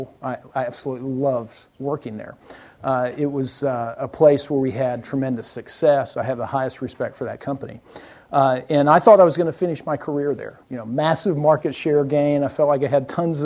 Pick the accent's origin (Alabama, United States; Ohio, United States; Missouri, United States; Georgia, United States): Alabama, United States; South; moved away; I was born in South Alabama, as he mentioned, and I went to school at Auburn University